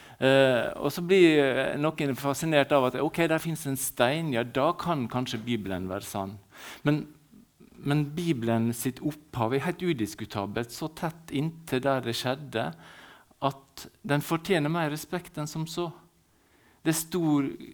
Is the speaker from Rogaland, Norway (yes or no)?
no; Ålesund, Møre og Romsdal, Norway; also born or lived in Valderøya; Jeg er født i byen. Vi bruker å si at vi er født på Valderøya når vi er født i byen.